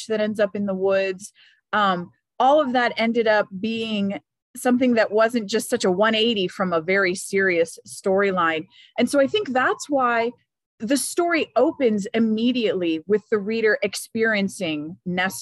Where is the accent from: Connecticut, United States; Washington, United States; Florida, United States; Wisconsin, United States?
Florida, United States; Miami; moved away; I grew up in Miami, Florida, which the joke among Cuban Americans is that Miami is just northern Cuba.